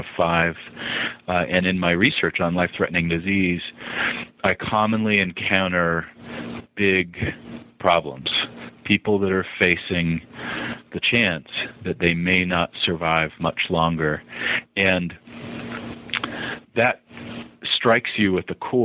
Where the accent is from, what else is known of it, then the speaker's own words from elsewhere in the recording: Montana and Utah, United States; moved away as an adult; also born or lived in the South, United States / Boston, Massachusetts; now in Utah, United States; I am a child of the Rockies. I was born in the South, but didn't last long there as my family moved to Montana. And then was an adolescent in Utah and then moved to Boston